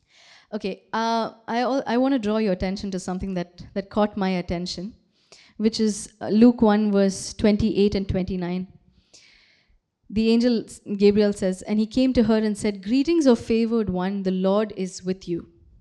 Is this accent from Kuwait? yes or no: yes; Kuwait; moved away; also born or lived in Bangalore, India; I was born in Kuwait, okay? And again, nothing special about Kuwait. I went to a very, very normal school, you know, had a very, very normal childhood, nothing special. And then I moved to India, moved to Bangalore.